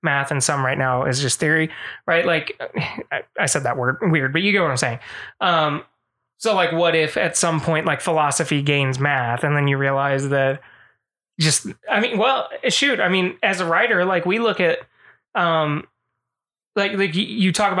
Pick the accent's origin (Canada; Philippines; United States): Philippines; I'm Filipino